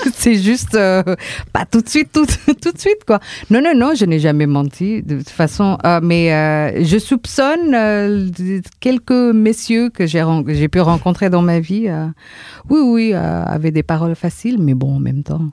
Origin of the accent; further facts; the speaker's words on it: Indonesia; now in France; chez nous, en Indonésie